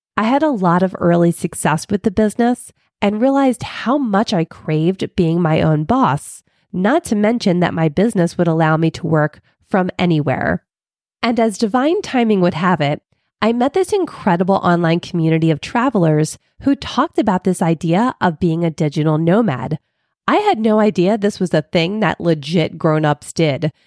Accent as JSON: {"language": "English", "town": "Philadelphia", "region": "Pennsylvania", "country": "United States", "moved": "yes", "said": "I'm originally from Philly"}